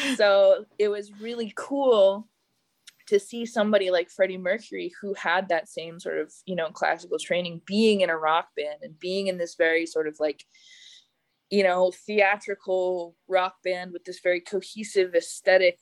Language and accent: English; Calgary, Alberta, Canada; moved away; I grew up in Calgary, Canada